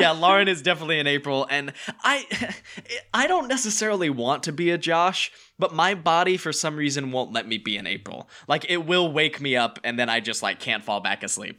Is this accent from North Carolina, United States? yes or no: yes; North Carolina, United States; now in Los Angeles, United States; we're both from North Carolina.